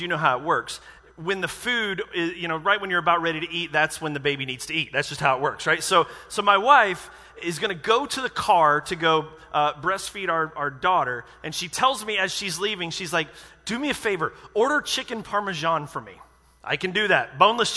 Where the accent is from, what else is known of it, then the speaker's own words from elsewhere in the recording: United States; I'm American